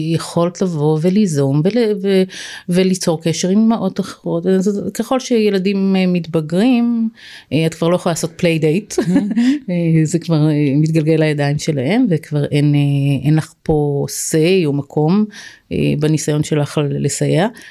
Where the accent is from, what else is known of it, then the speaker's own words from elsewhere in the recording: Israel; moved away as an adult; זה היה קיבוץ שאני גדלתי בו